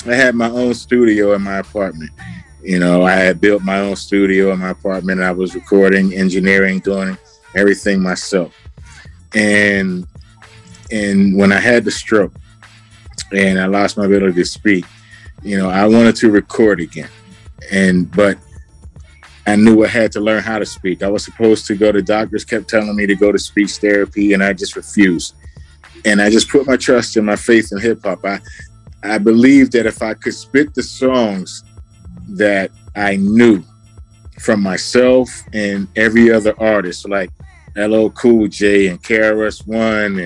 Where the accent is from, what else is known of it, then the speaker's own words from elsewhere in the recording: Pittsburgh, Pennsylvania, United States; I am from Pittsburgh, PA